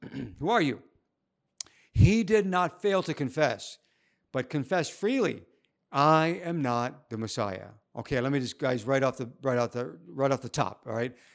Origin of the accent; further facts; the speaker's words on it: United States; moved away as an adult; now in Shanghai, China; my home country